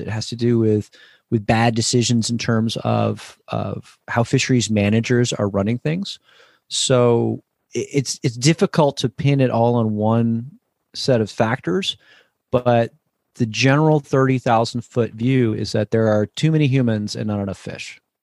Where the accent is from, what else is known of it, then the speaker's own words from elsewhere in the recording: New Jersey, United States; now in Sacramento, United States; I grew up in New Jersey.